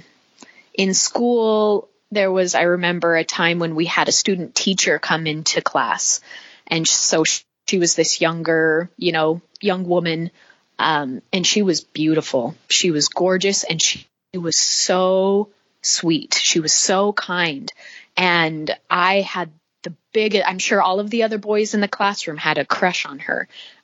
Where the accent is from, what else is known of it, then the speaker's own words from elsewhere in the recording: St. George, Utah, United States; also born or lived in Cedar City, Utah / Monroe, Utah; We moved from Cedar City to St. George